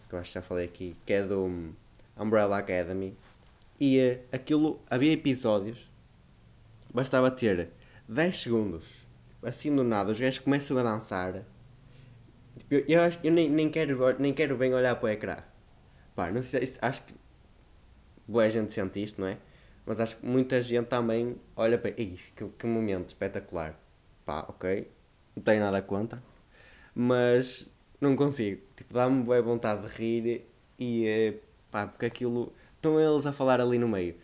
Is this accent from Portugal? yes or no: yes; Northern Portugal, Portugal; accent: northern; tenho reparado que o meu sotaque afinal é mais do norte do que o que eu achava